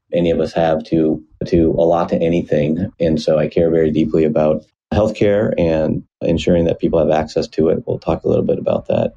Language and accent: English; Iowa, United States; moved away as an adult; now in Seattle, United States; Was born and raised in Iowa, decent-sized town. Well, small for anywhere else, but decent-sized for Iowa on the Mississippi River in the southeast corner of the state